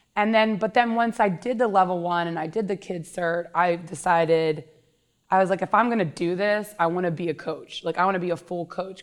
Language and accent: English; King of Prussia, Pennsylvania, United States; I grew up in Upper Marion, King of Prussia, Pennsylvania. I actually live in the house that I grew up in.